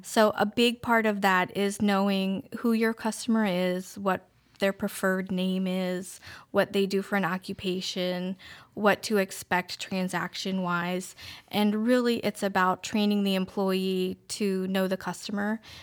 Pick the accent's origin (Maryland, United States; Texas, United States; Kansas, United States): Maryland, United States; Queen Anne's County; moved away as an adult; now in Denton, United States; I grew up in Queen Anne's County, and I moved to Denton a little over five years ago